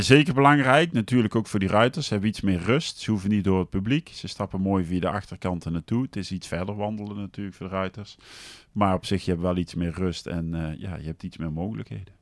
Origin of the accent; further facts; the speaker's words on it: Deurne, North Brabant, Netherlands; also born or lived in Geldrop; ik ben in Gelderop geboren, maar daarna zijn we naar Nune verhuisd